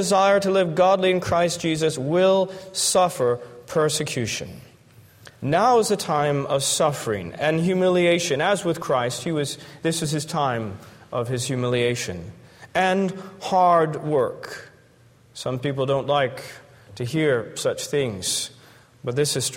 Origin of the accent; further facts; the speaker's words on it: Florida, United States; I'm from Florida